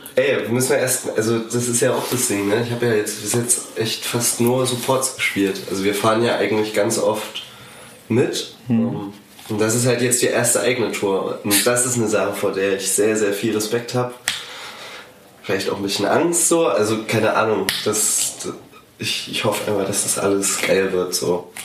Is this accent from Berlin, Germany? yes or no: no; a small village near Zwickau, Saxony, Germany; moved away as an adult; now in Dresden, Germany; ich komme ursprünglich aus einem kleinen Dorf bei Zwickau